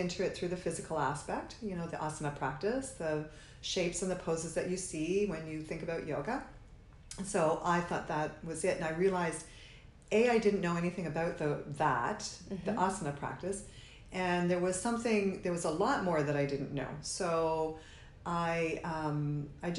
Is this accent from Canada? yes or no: yes; Sudbury, Ontario, Canada; also born or lived in Toronto; Sudbury's my hometown. I moved away to Toronto as we do when we're young